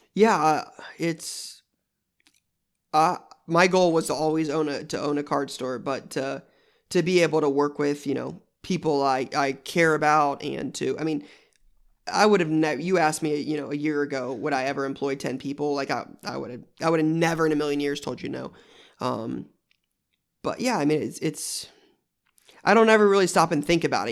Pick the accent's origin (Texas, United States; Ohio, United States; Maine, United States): Ohio, United States; Columbus; I'm in Columbus, Ohio now, and that's where I was born and raised. Um, so I've been here my whole life